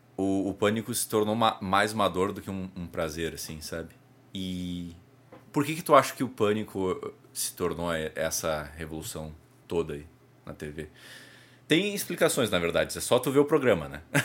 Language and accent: Portuguese; South Region, Brazil; sou do, do Sul.